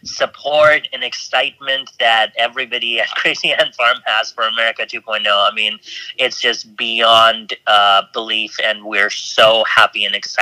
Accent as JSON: {"language": "English", "region": "England", "country": "United Kingdom", "tie": "born there", "said": "but I'm actually British. I was born in England and sort of grew up all over the world."}